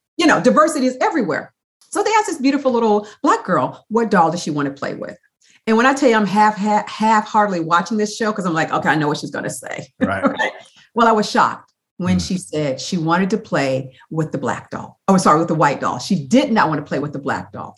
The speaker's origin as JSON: {"language": "English", "town": "Toledo", "region": "Ohio", "country": "United States", "tie": "born or raised there", "moved": "yes", "lives_now": "San Diego, United States", "said": "I grew up in Toledo, Ohio"}